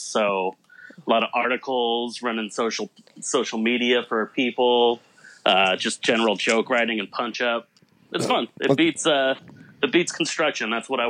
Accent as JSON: {"language": "English", "town": "San Francisco", "region": "California", "country": "United States", "also_born_or_lived": "Seattle", "moved": "yes", "lives_now": "Los Angeles, United States", "said": "I'm from San Francisco."}